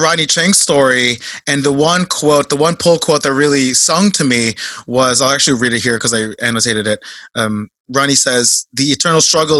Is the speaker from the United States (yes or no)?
no; Philippines; I'm Filipino, so I'm biased, but.